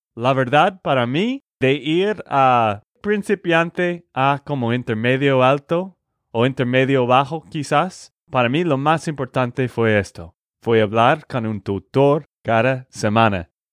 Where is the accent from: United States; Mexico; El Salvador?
United States; Texas; de Texas, Estados Unidos